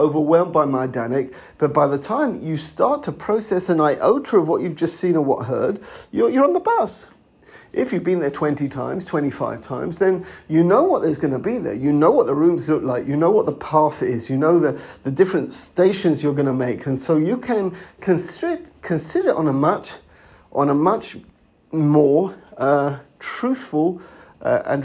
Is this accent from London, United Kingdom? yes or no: yes; London, United Kingdom; now in Israel; I come from a place called Edgware, on the periphery of London